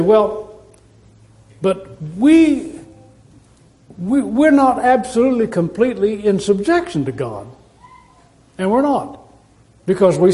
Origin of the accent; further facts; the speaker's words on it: United States; We are citizens of the United States of America